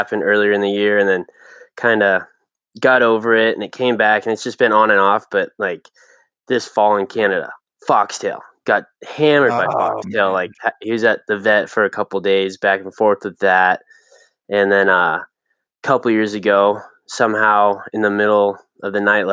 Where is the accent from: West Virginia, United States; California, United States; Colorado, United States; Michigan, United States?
Colorado, United States; Longmont; I was born and raised in Longmont, Colorado.